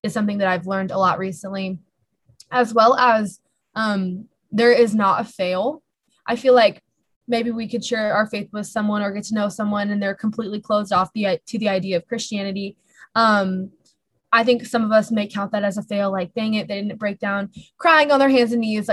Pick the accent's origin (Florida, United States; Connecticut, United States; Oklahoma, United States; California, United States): California, United States; moved away as an adult; now in Minnesota, United States; I'm originally from California